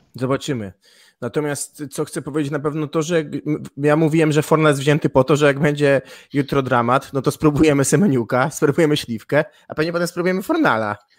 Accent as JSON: {"language": "Polish", "town": "Gdańsk", "region": "Pomeranian Voivodeship", "country": "Poland", "said": "Ja jestem z Gdańska, w Gdańsku się dobrze"}